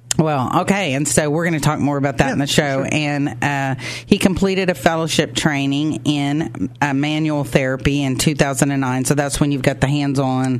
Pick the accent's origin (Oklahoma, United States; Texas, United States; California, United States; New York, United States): Oklahoma, United States; accent: Oklahoma; my Oklahoma accent